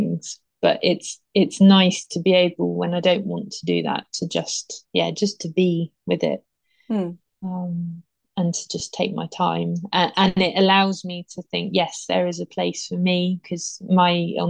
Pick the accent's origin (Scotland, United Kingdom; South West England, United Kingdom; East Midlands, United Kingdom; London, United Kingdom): South West England, United Kingdom; Dorset; also born or lived in Pyrenees, France; now in France; I grew up in Dorset by the sea